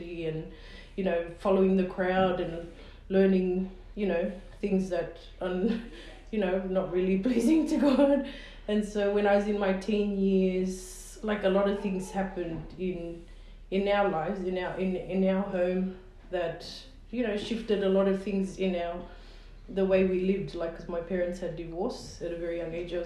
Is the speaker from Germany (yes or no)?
no; Sydney, New South Wales, Australia; I was born and raised in Sydney, in Darlinghurst